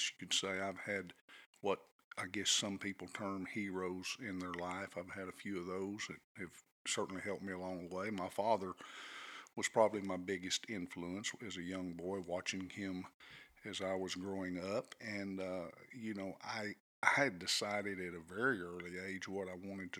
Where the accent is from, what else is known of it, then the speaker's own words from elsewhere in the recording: Conroe, Texas, United States; also born or lived in Brady, Texas / Abilene, Texas; We moved to Conroe when I was in the first grade. Which was a wonderful one-school town, really a great place to grow up in. Attended schools in Conroe through my high school tenure